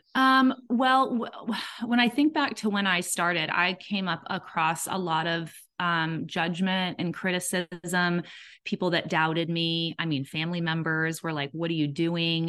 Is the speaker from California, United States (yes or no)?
yes; Southern California, United States; moved away as an adult; also born or lived in Georgia; now in Atlanta area, Georgia, United States; We're originally from Southern California